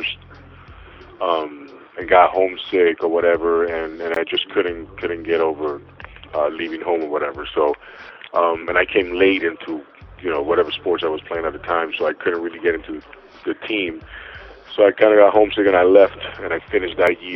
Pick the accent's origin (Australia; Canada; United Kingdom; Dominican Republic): Dominican Republic; English is a second language; moved away; also born or lived in Florida; growing up in the Dominican Republic